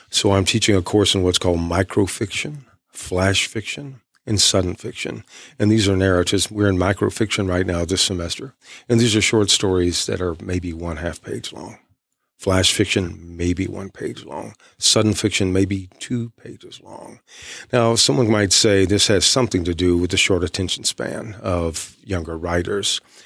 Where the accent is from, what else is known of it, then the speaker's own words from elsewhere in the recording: East Texas, United States; I'm from East Texas.